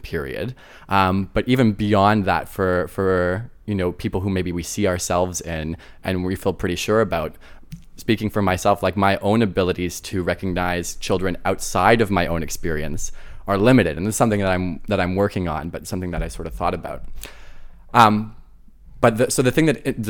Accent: countryside outside of Ottawa, Ottawa Valley, Ontario, Canada; I grew up in the countryside outside of Ottawa

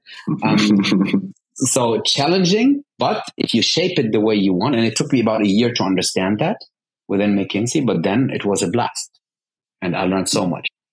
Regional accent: Bonn, North Rhine-Westphalia, Germany; moved away as an adult; also born or lived in Dubai; I was born in Bonn, Bonn, Germany, which used to be the capital

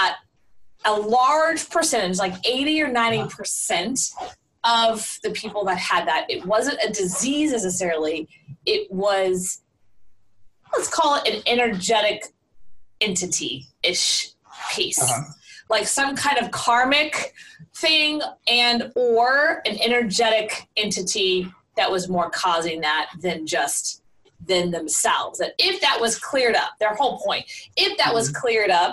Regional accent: the South, United States; moved away as an adult; also born or lived in Florida; I was born and raised in the South

